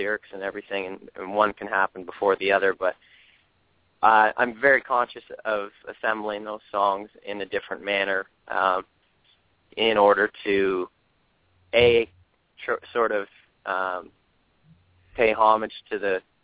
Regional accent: Toronto, Ontario, Canada; moved away as an adult; now in Los Angeles, United States; so close to home, being Toronto

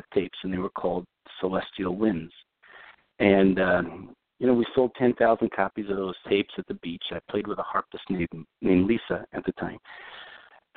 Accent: New York City, New York, United States; I grew up in Brooklyn, New York, a long time before Brooklyn was cool

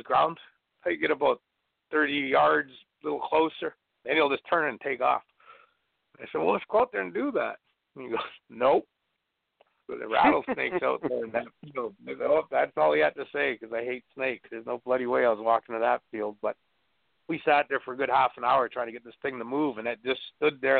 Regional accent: Canada; moved away as an adult; also born or lived in northeastern Vancouver Island, British Columbia / Kent, Washington; as a Canadian coming down to the States, so, you know, I've been down here for a few months

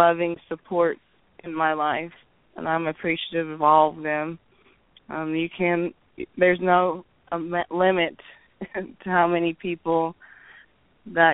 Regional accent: Oklahoma, United States; accent: Okie; Grew up here in Oklahoma. I'm an Okie girl.

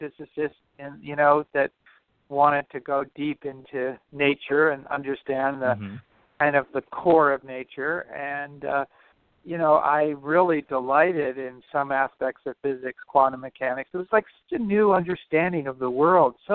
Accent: Los Angeles, California, United States; moved away; growing up in Los Angeles, and I went to UCLA

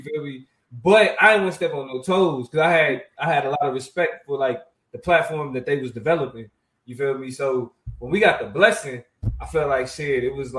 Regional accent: Kansas, United States; Yeah, I was born and raised in Kansas.

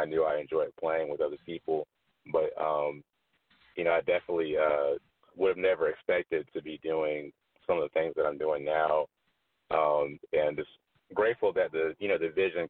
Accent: Columbia, South Carolina, United States; now in Atlanta, United States; I'm from Columbia

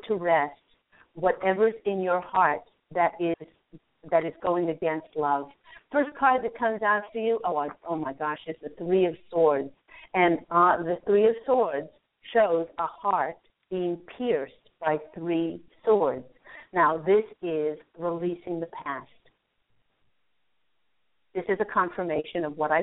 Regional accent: Charlottesville, Virginia, United States; moved away; I went to Albemarle High School

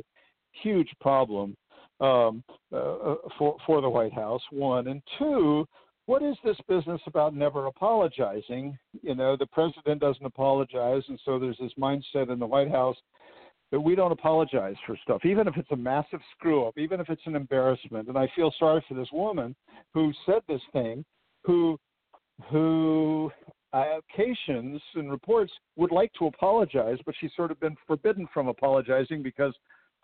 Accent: Southern California, United States; I grew up in Southern California.

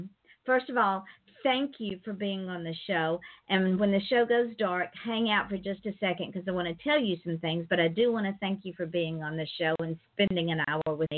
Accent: Georgia, United States; I'm from Georgia

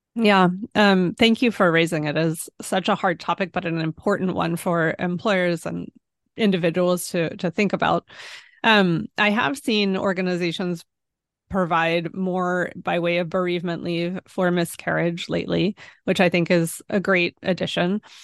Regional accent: Pennsylvania, United States; moved away; also born or lived in Washington, D.C.; I'm from Pennsylvania

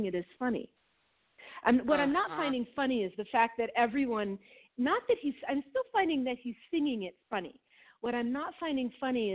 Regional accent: Minnesota, United States; I grew up in Minnesota

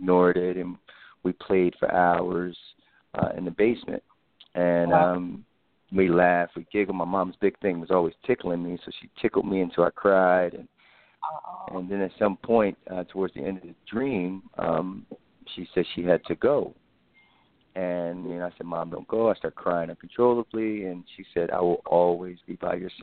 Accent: Philadelphia, Pennsylvania, United States; I'm from Philadelphia

